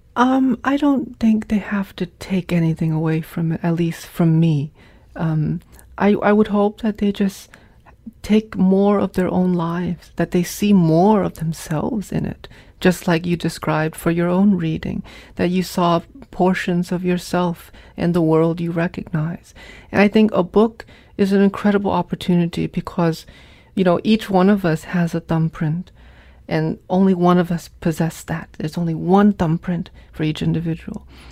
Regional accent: Hartford, Connecticut, United States; also born or lived in Vietnam; growing up in New England

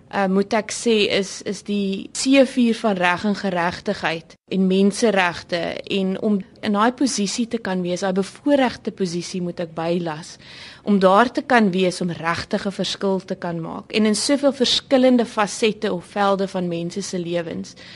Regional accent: South Africa; 'n trotse Suid-Afrikaner

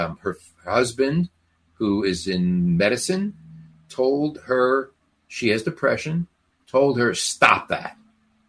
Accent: Newark, New Jersey, United States; I grew up in Newark, New Jersey

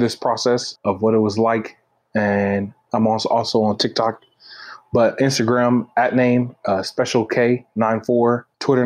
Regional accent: Kansas City, United States; I grew up in Kansas City

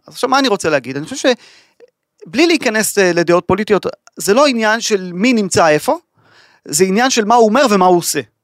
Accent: Israel; אנחנו כישראלים

